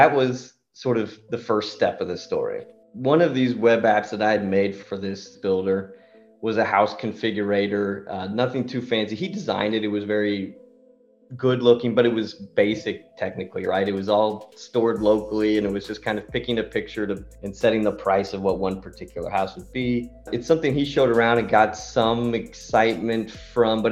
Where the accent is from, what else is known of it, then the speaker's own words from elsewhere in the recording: United States; moved away as an adult; also born or lived in Austria; now in Vienna, Austria; I'm an American guy, but I've been living in Austria the last 10 years